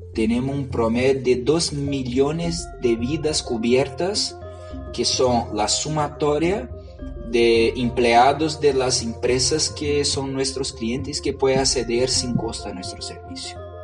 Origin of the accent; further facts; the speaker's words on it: Brazil; Spanish is a second language; moved away as an adult; now in Chile; yo vengo de Brasil.